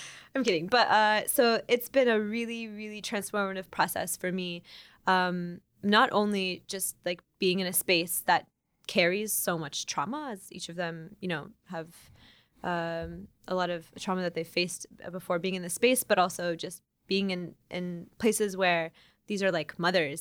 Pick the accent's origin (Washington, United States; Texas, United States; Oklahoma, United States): Oklahoma, United States; now in Chicago, United States; I am, um, Iranian-American, born and raised in Oklahoma